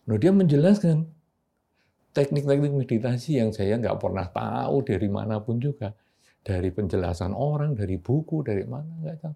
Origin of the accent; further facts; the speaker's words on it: Yogyakarta, Special Region of Yogyakarta, Indonesia; rumah saya itu di daerah Pasar Keranggan, Tugu.